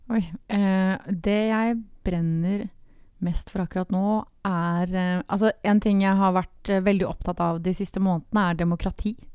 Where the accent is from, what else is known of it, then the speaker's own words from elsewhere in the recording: Grimstad, Agder, Norway; jeg er fra Grimstad. Det er viktig å få fram. Yeah. Fra Homborsund, et bitte lite sted.